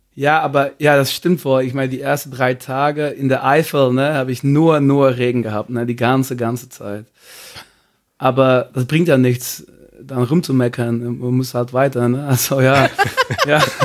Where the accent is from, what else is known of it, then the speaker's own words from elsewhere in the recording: Belgium; German is a second language; moved away as an adult; now in Cologne, Germany; ich komme aus Belgien